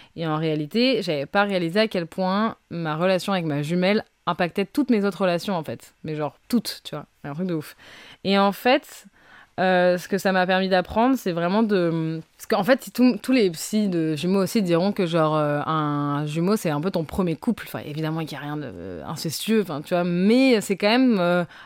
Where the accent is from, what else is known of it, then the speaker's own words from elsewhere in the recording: Brazil; moved away; je reviens du Brésil et je suis brésilienne pourtant